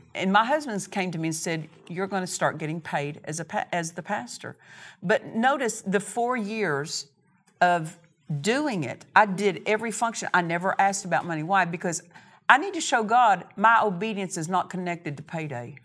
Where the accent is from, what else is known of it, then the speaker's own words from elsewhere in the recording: Oklahoma, United States; moved away as an adult; now in Murrieta, United States; I was from Oklahoma